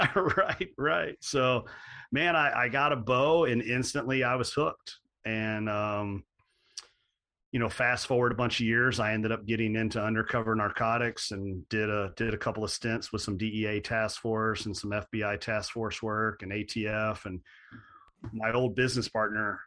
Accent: Central Kentucky, United States; I grew up in Central Kentucky, um, like a lot of a lot of folks in that area on farm ground

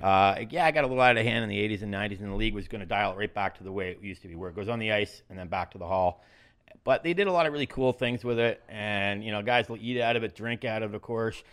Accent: Canada; I'm from Canada

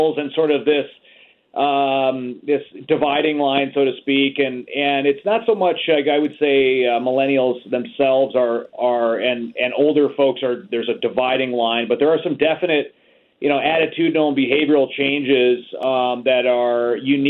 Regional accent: United States; also born or lived in Chicago, Illinois; I'm calling in today from Chicago, Illinois. So I'm an American

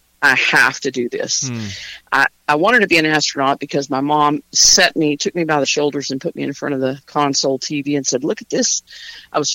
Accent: Texas, United States; moved away as an adult; also born or lived in Los Angeles; now in Franklin, United States; Born and raised in Texas

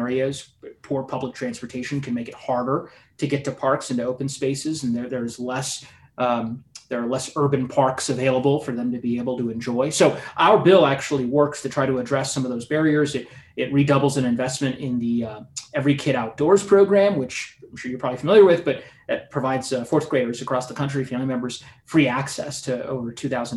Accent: Colorado, United States; I grew up in Colorado, as you know. I moved here when I was six and I've never left

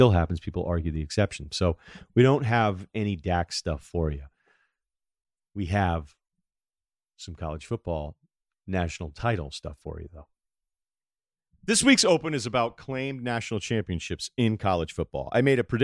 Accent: New England, United States; I'm from New England

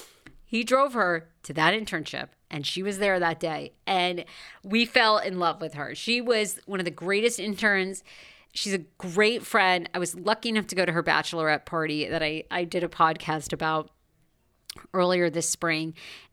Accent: Maine, United States; also born or lived in Washington, D.C.; now in Los Angeles, United States; I grew up in Maine

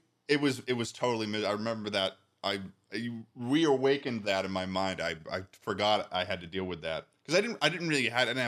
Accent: Massachusetts, United States; moved away as an adult; now in Ithaca, United States; It's a 5.5 hour drive to Ithaca from my hometown

